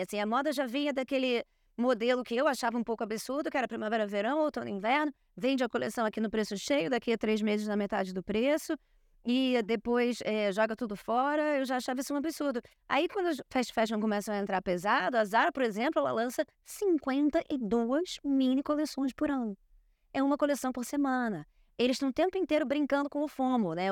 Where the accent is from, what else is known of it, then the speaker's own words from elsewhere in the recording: Rio de Janeiro, Brazil; Eu cresci numa ruazinha em Copacabana, onde eu passava de 10 da manhã às 10 da noite na rua brincando